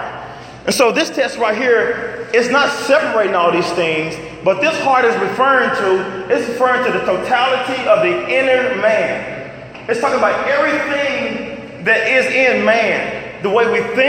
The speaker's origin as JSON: {"language": "English", "region": "Arkansas", "country": "United States", "said": "I'm from Arkansas and I got some country parents"}